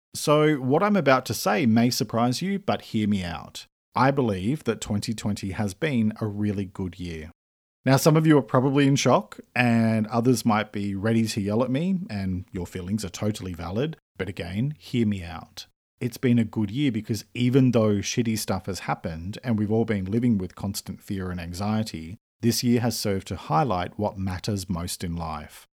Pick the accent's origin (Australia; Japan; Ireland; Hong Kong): Australia; I'm an Australian writer and speaker